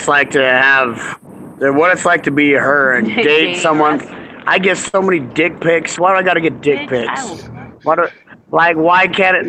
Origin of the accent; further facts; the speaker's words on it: Utah, United States; So I'm from Utah